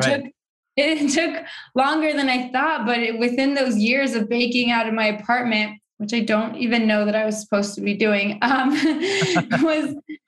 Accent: Mexico; now in New York City, United States; I grew up in Mexico

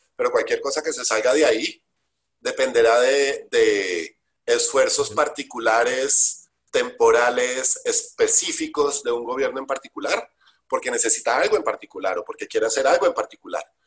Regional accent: Colombia

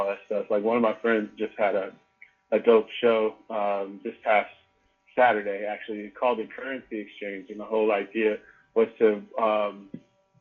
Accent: Maywood, Illinois, United States; moved away; I grew up in a small town right outside of Chicago on the west side called Maywood.

